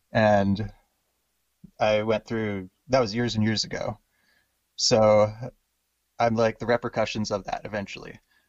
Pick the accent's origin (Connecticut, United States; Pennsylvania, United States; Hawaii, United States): Hawaii, United States; born there; also born or lived in Washington; Born in Hawaii and in Washington State, America.